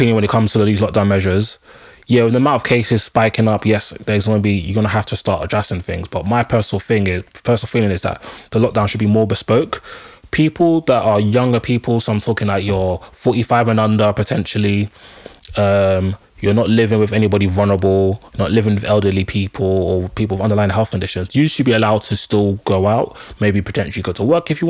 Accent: London, United Kingdom; being a Londoner

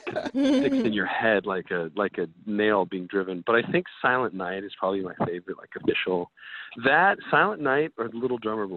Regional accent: Reno, Nevada, United States; And I grew up in Reno, Nevada, which is like lots of neon, lots of color.

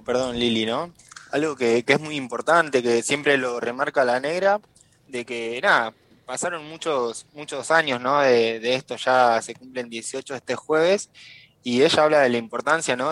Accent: Córdoba, Argentina; Córdoba, Córdoba Capital, en, mi provincia

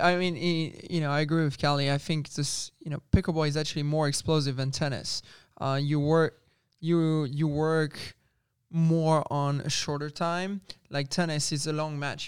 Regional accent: France; moved away; also born or lived in Spain; growing up in France, and I was with the French Federation

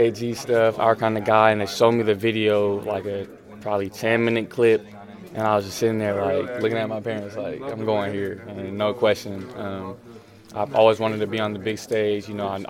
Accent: Los Angeles, California, United States; moved away as an adult; now in Seattle, United States; I'm from LA.

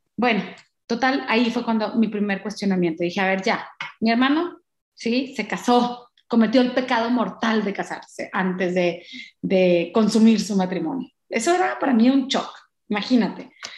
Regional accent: Mexico; nosotros como mexicanos o latinos

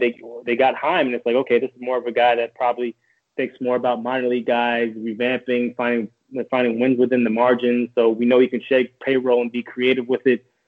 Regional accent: New York, United States; moved away as an adult; now in Boston, United States; I'm from New York

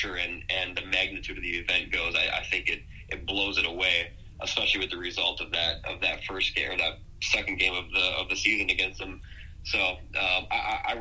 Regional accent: Minnesota, United States; I'm from Minnesota

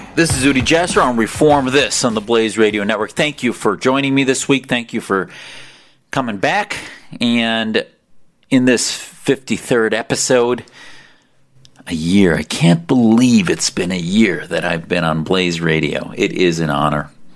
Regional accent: United States; I was blessed to have parents that came to this country to allow me to grow up free

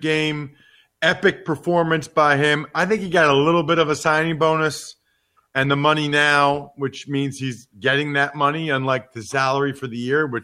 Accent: Reading, Pennsylvania, United States; my hometown of Reading, Pennsylvania

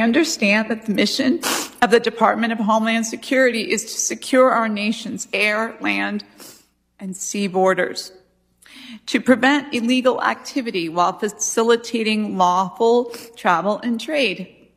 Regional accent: Arizona, United States; we're Christians and we're conservative, we're from Arizona

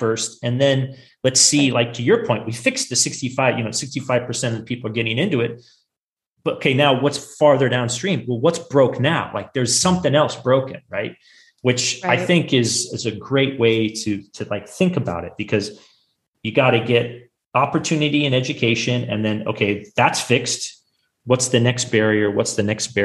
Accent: Silicon Valley, California, United States; I grew up in Silicon Valley

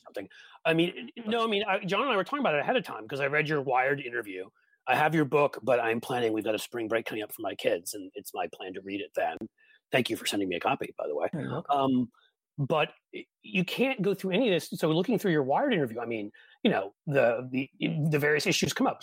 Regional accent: East Coast, United States; moved away as an adult; now in Cincinnati, United States; I grew up on the East Coast

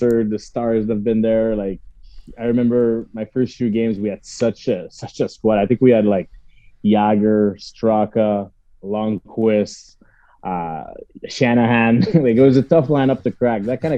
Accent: Montreal, Quebec, Canada; playing my hometown for a full year

